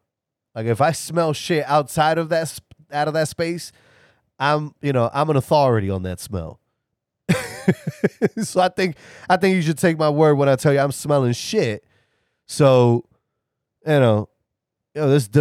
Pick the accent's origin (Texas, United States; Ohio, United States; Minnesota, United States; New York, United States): New York, United States; I'm from New York